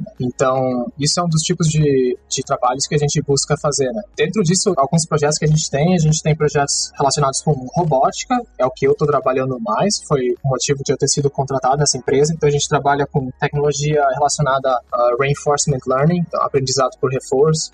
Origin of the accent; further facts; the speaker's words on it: São Miguel do Oeste, Santa Catarina, Brazil; moved away as an adult; also born or lived in Santa Maria, Rio Grande do Sul; now in Taiwan; eu sou natural de Santa Catarina, no, no Brasil, de uma cidade pequena bem no, no oeste de Santa Catarina, chamada São Miguel do Oeste